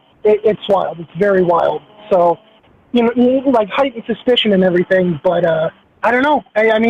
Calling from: Minneapolis, Minnesota, United States; from Minneapolis.

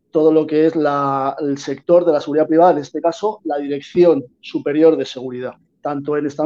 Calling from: Málaga, Andalusia, Spain; Pues os hablo de Málaga, de Málaga, de la Costa del Sol

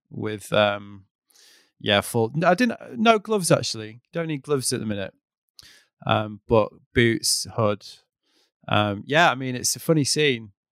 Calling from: Brighton, South East England, United Kingdom; Uh, I'm in Brighton in the UK.

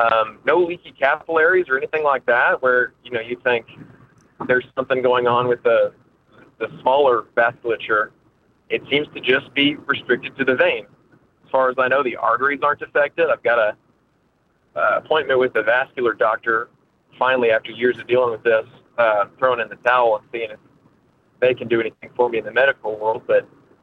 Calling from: Oklahoma, United States; I'm calling from Oklahoma.

